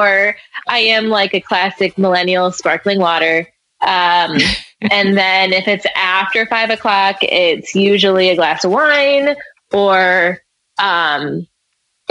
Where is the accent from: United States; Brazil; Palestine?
United States; Midwest; growing up in the Midwest